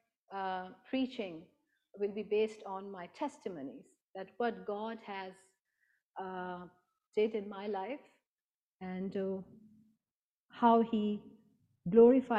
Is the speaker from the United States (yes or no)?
no; Pakistan; moved away; I was born and brought up in Pakistan